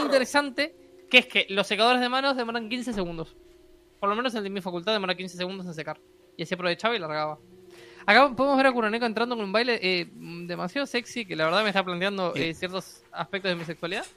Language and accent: Spanish; Uruguay; estamos en Uruguay